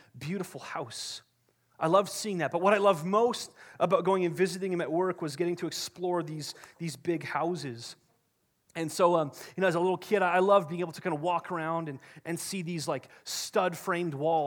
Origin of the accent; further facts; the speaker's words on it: Kamloops, British Columbia, Canada; I grew up in Kamloops, BC.